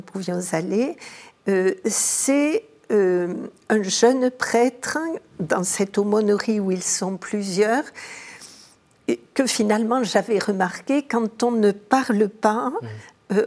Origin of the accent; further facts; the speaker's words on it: Montauban, Occitania, France; mon enfance est à Montauban